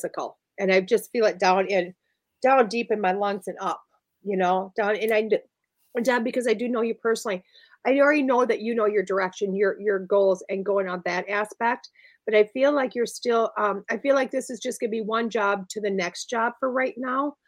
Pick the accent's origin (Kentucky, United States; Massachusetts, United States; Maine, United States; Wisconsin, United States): Wisconsin, United States; although I've lived in Wisconsin my whole life